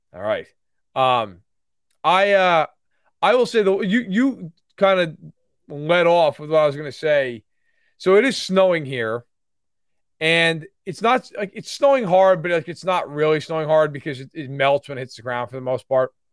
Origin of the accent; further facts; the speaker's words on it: Catskill Mountains, New York, United States; I grew up in the Catskill Mountains